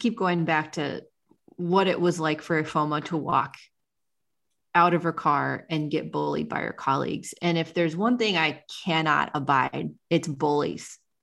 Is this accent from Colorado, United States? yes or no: no; Ohio, United States; the small town where I grew up in Ohio